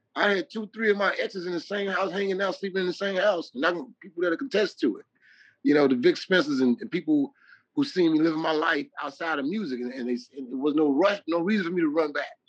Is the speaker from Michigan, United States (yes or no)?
no; Chicago, Illinois, United States; I'm from Chicago